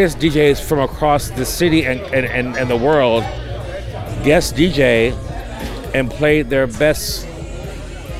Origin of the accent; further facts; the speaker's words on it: Detroit, Michigan, United States; also born or lived in Chicago; I was born in Chicago and raised in Detroit